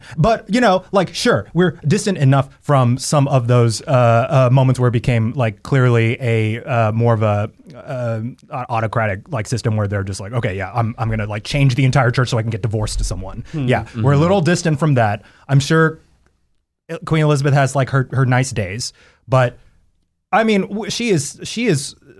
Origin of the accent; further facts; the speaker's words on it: South Korea; English is a second language; I'm Korean and I'm speaking English right now.